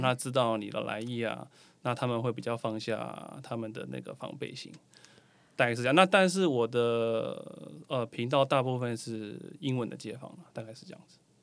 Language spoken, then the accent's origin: Chinese; Taiwan; 身为台湾人我也很爱看